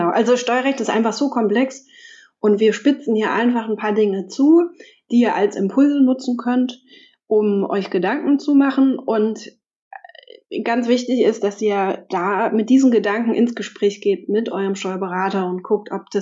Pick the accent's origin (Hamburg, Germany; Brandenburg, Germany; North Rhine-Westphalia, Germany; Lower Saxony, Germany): Brandenburg, Germany; Potsdam; ich komme aus Potsdam